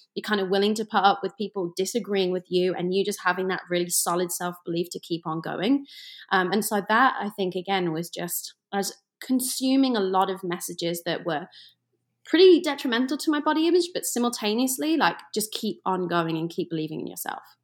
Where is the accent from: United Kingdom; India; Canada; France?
United Kingdom; England; moved away; I am from England, and I grew up you know, kind of in the middle of nowhere for Americans. I like to say it's like the Ohio of England, just kind of like in the middle.